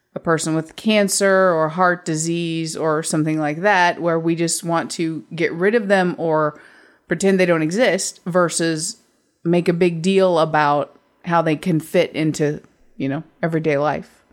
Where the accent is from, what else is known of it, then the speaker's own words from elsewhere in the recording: United States; I'm American